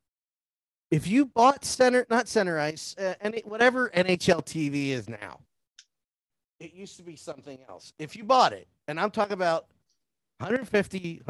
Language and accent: English; New Jersey, United States; moved away as an adult; I was born and raised in South Jersey